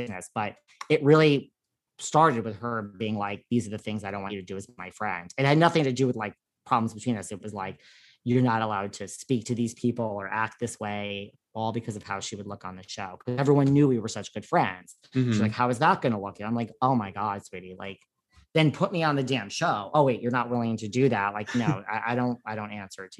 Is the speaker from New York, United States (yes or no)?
yes; New York, United States; I'm like a New Yorker